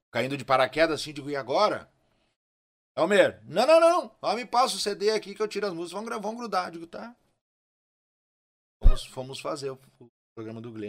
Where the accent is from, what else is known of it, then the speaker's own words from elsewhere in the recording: Rio Grande do Sul, Brazil; E ele, olha, e eu sou gaúcho